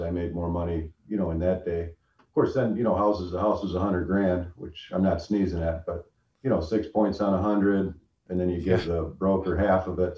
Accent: Brighton, Ontario, Canada; I grew up here in Brighton

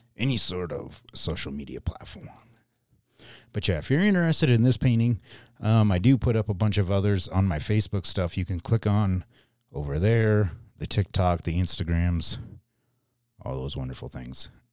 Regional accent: Mitchell, South Dakota, United States; born or raised there

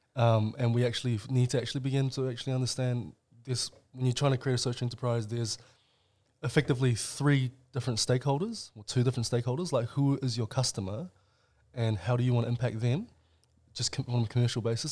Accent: New Zealand; also born or lived in China; we were Chinese immigrants, uh, to New Zealand, and I, we came here in nineteen ninety-five, so I would have been five years old.

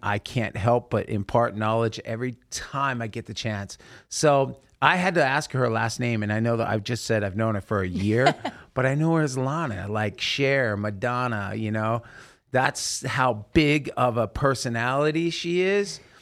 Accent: Salem, Oregon, United States; moved away; do I get to go to my hometown, I don't know if I told you this, Chase, but I got to go into the Elsinore Theater where I saw Grease play

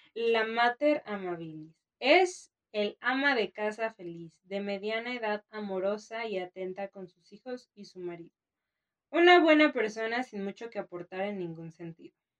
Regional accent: Mexico; como mexicana

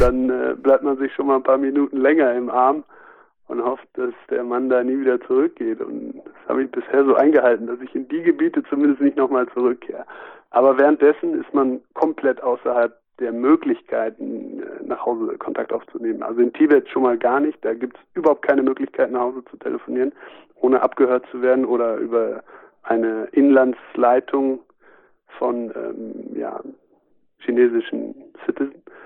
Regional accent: Germany; wir als Deutsche

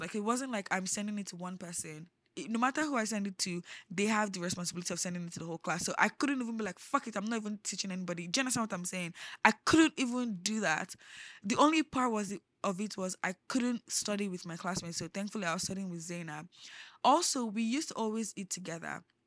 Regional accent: Lagos, Nigeria; also born or lived in Osun State / Abuja; I grew up in Lagos. I lived all my life in Lagos.

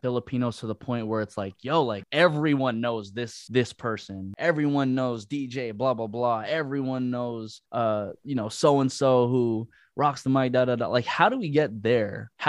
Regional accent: Bay Area, California, United States; now in Los Angeles, United States

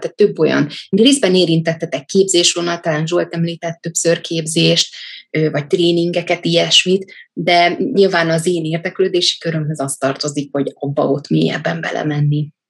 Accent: Budapest, Hungary; also born or lived in Dég; miattunk a testvérem elköltöztek fel anyujék Budapestre

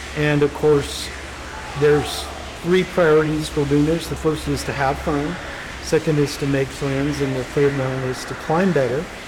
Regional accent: Wyoming, United States; now in Colorado Springs, United States; I'm originally from Wyoming and the, I was in the Boy Scouts

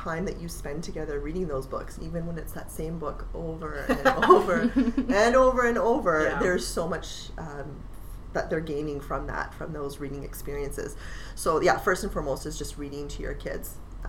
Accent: Winnipeg, Manitoba, Canada; moved away as an adult; also born or lived in Toronto / Grand Forks, North Dakota / Moorhead, Minnesota; now in Red Deer, Canada; we're from Winnipeg originally, and I had gone to school. In North Dakota, in Minnesota, in smaller towns.

